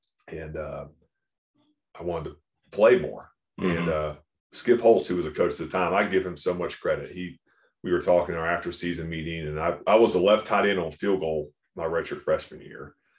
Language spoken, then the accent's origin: English; Jacksonville, Florida, United States; moved away as an adult; also born or lived in Baltimore; Because I grew up in Jacksonville, so flat.